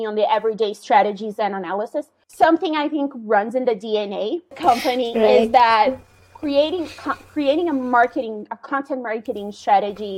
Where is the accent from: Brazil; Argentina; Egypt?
Brazil; Belo Horizonte, Minas Gerais; I currently live in Belo Horizonte. It's my hometown.